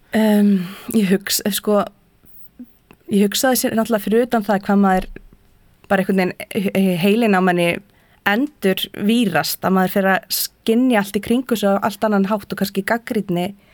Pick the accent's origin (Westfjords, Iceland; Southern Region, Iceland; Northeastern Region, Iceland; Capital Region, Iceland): Southern Region, Iceland; Hrunamannahreppur; also born or lived in Prague; Ég ólst upp í Öðsóldi í Hrunumann